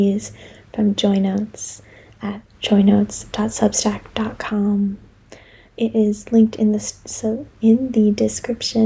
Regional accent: United States; also born or lived in Delaware; now in Philadelphia, United States; I've now put down roots after growing up in Maryland and Delaware

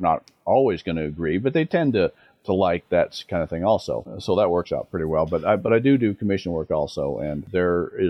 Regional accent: Denver, Colorado, United States; I grew up in Denver

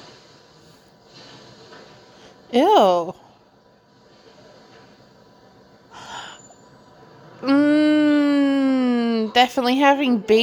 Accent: Australia; accent: Australian; my Australian accent

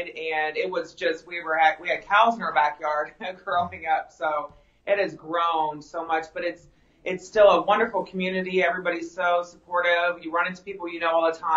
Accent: Pickerington, Ohio, United States; also born or lived in Atlanta, Georgia; I was born and raised in Pickerington, Ohio

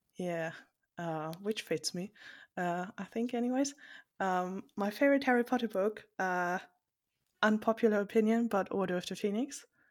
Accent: Germany; I'm from Germany, so this is a long distance call.

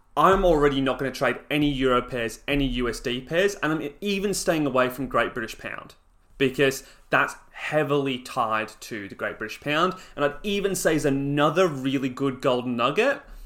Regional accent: Australia

